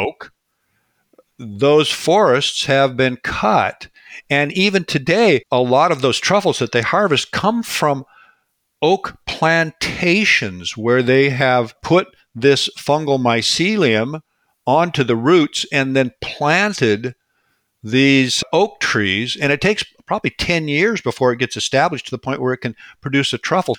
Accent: Washington, United States; now in British Columbia, Canada; I grew up in Washington State. So I grew up in this ecosystem out here

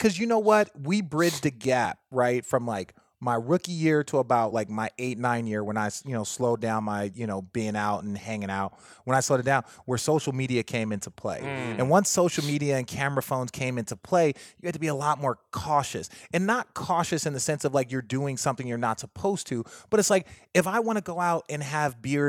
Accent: Phoenix, Arizona, United States; I'm from Phoenix.

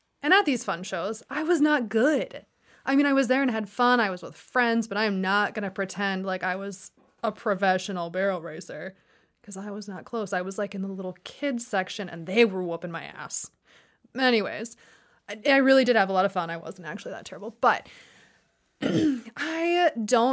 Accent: Wisconsin, United States; I was born and raised in Wisconsin

